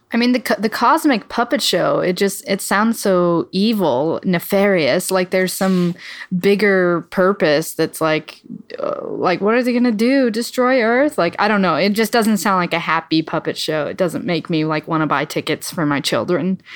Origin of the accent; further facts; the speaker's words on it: Midwest, United States; I'm from the Midwest